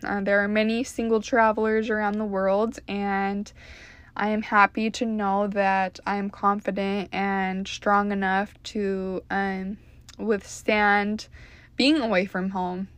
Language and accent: English; Utah, United States; born or raised there; moved away as an adult; now in Dallas, United States